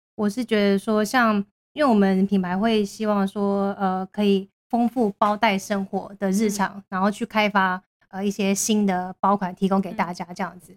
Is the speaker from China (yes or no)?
no; Japan; 我是日本人